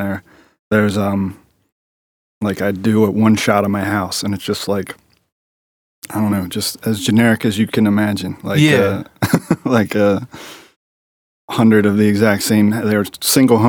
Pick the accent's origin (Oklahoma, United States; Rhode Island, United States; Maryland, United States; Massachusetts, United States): Maryland, United States; Fullerton; I grew up in Overly Fullerton, right in this area, like probably another 5 miles from here, 10 miles tops.